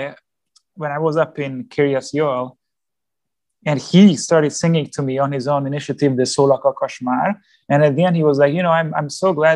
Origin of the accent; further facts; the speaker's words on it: Hungary; I was from Hungary